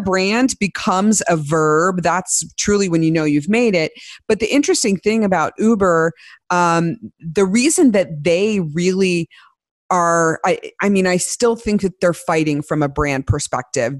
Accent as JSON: {"language": "English", "region": "Midwest", "country": "United States", "tie": "born or raised there", "said": "I grew up in the Midwest"}